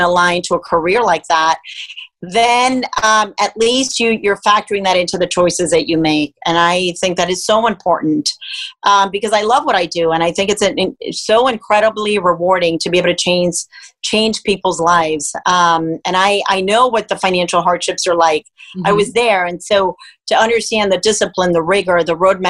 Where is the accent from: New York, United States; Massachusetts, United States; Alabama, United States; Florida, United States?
Florida, United States; Miami; born or raised there; also born or lived in Cuba